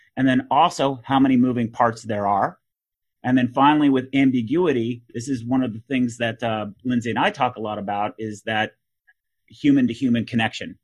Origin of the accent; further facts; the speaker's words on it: Texas, United States; being a Texan